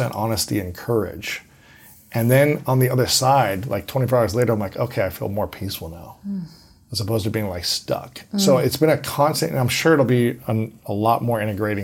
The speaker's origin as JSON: {"language": "English", "region": "Ohio", "country": "United States", "tie": "born or raised there", "said": "as a boy growing up in Ohio"}